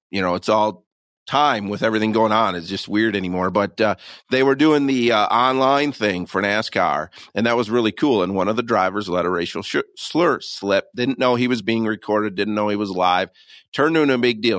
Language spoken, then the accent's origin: English; Michigan, United States; I'm born and raised in Michigan